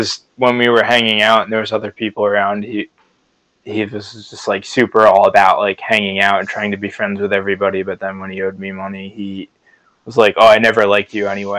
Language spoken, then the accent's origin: English; New Jersey, United States; we're both from New Jersey